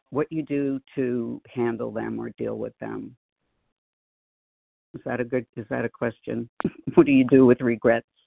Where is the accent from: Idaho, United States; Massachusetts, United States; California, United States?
Massachusetts, United States; Boston; now in Oregon, United States; I'm in my 70s and it's been a joy. And I am from Boston. I live in Oregon now, but I'm from Boston